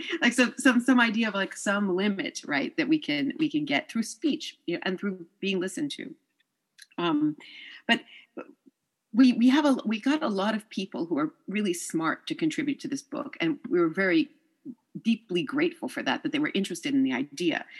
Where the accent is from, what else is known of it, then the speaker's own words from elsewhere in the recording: New York, United States; also born or lived in France; I'm from New York